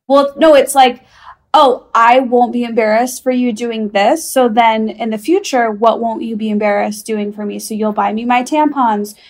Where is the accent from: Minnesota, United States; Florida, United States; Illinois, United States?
Illinois, United States; Chicago; I'm from Chicago